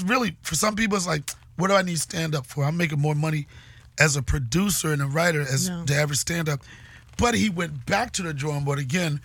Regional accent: Washington, District of Columbia, United States; I'm from Washington, D.C.

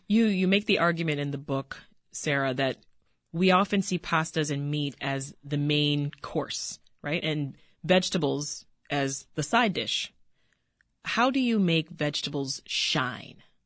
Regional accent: Jamaica; I'm Jamaican

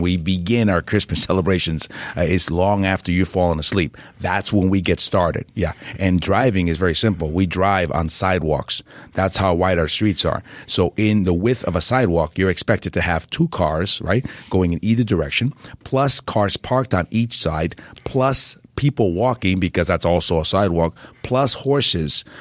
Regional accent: New York, United States; also born or lived in Puerto Rico / Florida; I grew up in New York and then I became an attorney in Florida

